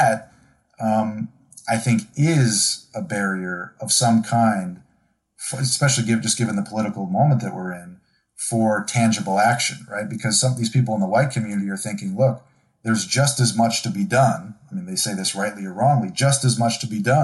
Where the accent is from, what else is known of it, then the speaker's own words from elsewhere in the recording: Buffalo, New York, United States; also born or lived in Syracuse; I grew up in Rust Belt, Buffalo, and Syracuse